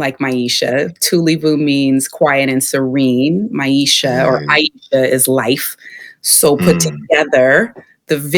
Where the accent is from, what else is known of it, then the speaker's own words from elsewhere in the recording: Sacramento, California, United States; I'm from Sacramento, often in Bay Area shadow, but I was born and raised here, as was my mother.